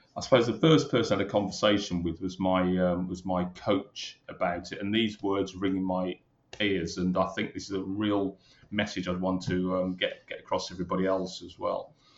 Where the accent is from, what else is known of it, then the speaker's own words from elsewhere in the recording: Birmingham, West Midlands, United Kingdom; moved away as an adult; also born or lived in London; I'm a Brummie, born and bred in Birmingham.